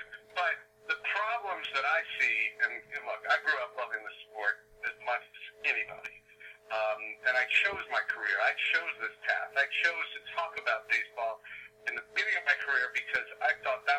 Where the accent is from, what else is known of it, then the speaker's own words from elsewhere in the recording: New York City, New York, United States; where I grew up in New York City